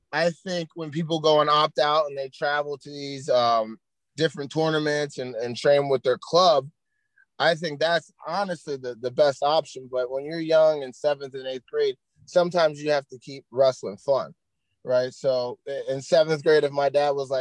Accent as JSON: {"language": "English", "area": "Susquehanna", "region": "Pennsylvania", "country": "United States", "tie": "born or raised there", "moved": "yes", "lives_now": "Watertown, United States", "said": "I grew up in Susquehanna"}